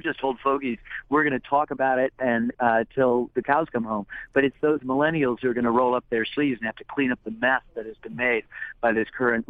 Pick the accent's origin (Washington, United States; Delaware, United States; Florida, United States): Delaware, United States; also born or lived in Brooklyn / Michigan; No, I was born in Brooklyn. I grew up in Delaware and Michigan.